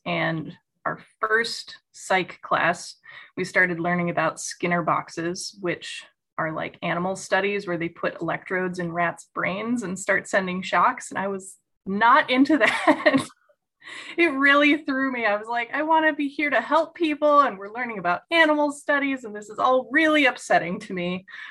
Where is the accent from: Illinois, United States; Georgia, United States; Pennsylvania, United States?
Illinois, United States; Chicago suburbs; I'm a Midwest native. I grew up in the Chicago suburbs